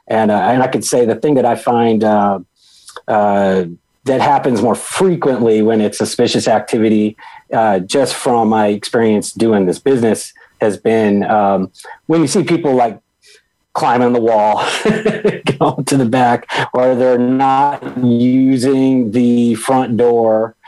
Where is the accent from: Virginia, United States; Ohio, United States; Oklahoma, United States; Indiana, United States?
Virginia, United States; Virginia Beach; also born or lived in Texas / St. Louis; And then I spent the remainder of growing up in Norfolk. And well, really, we lived in Virginia Beach, Virginia, but the Norfolk Air Naval Base is there.